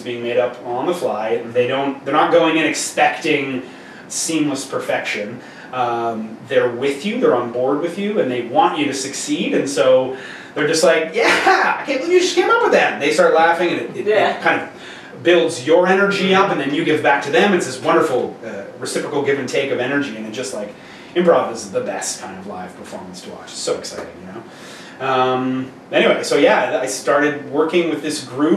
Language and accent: English; Montreal, Quebec, Canada; We grew up in Montreal, and so we would go to Cégep there after high school